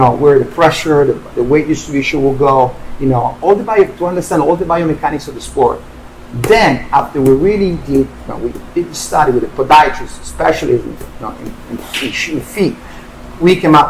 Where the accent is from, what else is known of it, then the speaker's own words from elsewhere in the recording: Turin, Piedmont, Italy; moved away; Torino Collection, which is my hometown. That's the name of my hometown.